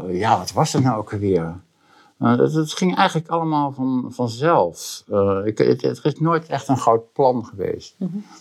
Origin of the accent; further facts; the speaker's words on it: Boskoop, South Holland, Netherlands; ik ben geboren eh, heel lang geleden in Boskoop. En dat is een tuindersdorp. bij Gouda in de buurt. En um, daar heb ik eigenlijk een hele leuke, prettige eh, tijd gehad.